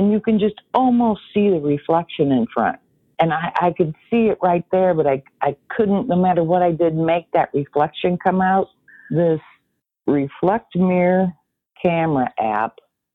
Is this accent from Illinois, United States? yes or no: yes; Peoria, Illinois, United States; I'm from Peoria, Illinois